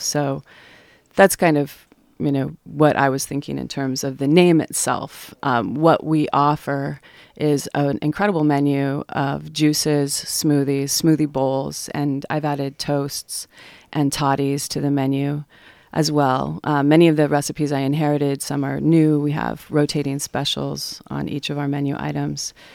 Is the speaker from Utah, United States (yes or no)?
yes; Salt Lake City, Utah, United States; moved away as an adult; now in Astoria, United States; I'm from Salt Lake City, Utah